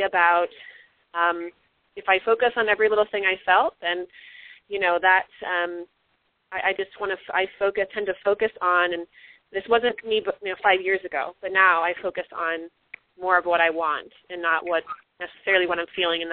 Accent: Missouri, United States; now in California, United States; I'm from Missouri

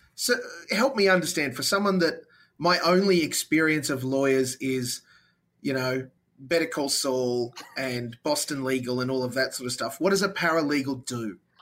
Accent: Australia; as an Aussie

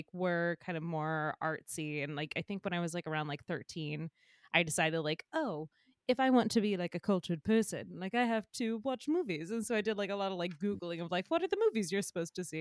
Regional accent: the South, United States; I remember growing up in the South

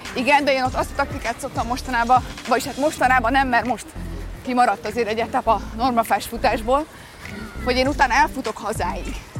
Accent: Balatonlelle, Somogy, Hungary; also born or lived in Budapest; és akkor ők ott kezdtek el élni, ezért én ott születtem

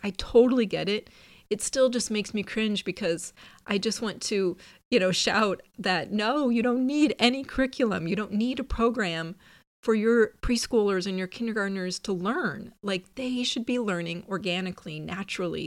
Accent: Midwest, United States; also born or lived in Pacific Northwest; now in California, United States; I grew up in the Midwest

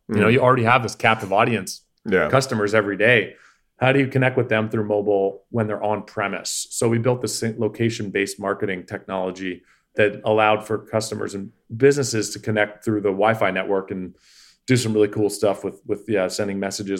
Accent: Canada; Yeah, no, yeah, I'm not. I'm from the Commonwealth. I'm from Canada.

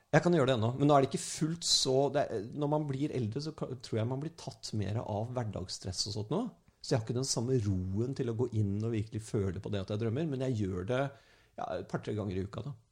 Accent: Norway; som en nordmann

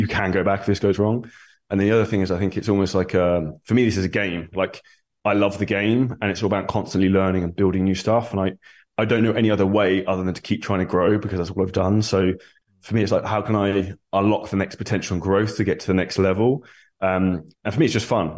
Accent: Surrey, South East England, United Kingdom; moved away as an adult; now in Dubai, United Arab Emirates; Originally, I'm from Surrey in the U K, very grey and rainy.

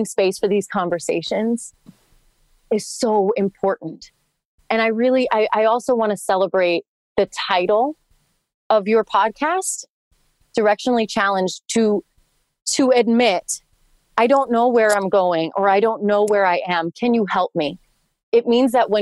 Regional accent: Hoboken, New Jersey, United States; growing up in Hoboken, New Jersey, it's super diverse over by New York

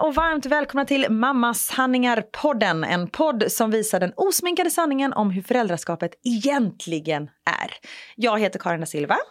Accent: Gothenburg, Västra Götaland, Sweden; moved away as an adult; När jag bodde i Göteborg, jag mm. var ju 21 när jag flyttade därifrån

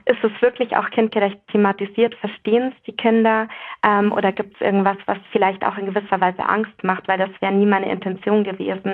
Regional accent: Bavaria, Germany; ich bin ja in Bayern aufgewachsen

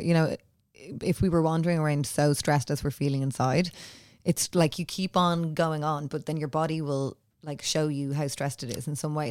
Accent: Ireland; as Irish women

